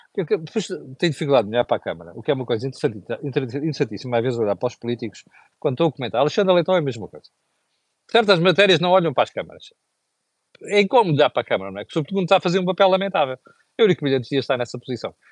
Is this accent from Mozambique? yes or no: yes; Mozambique; Quando era miúdo, em Moçambique, na escola